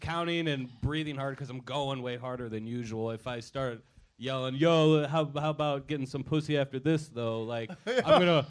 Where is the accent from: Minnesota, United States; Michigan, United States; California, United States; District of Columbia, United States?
District of Columbia, United States; Washington; also born or lived in Florida; now in Los Angeles, United States; D.C. mostly.